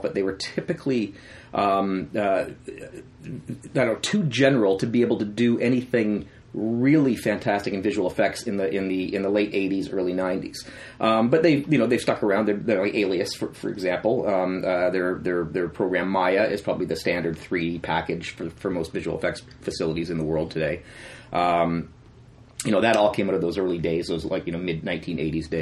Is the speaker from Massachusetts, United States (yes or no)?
no; Florida, United States; moved away as an adult; also born or lived in London, Ontario / Oakville, Ontario; I grew up in Florida, and my heritage is from Canada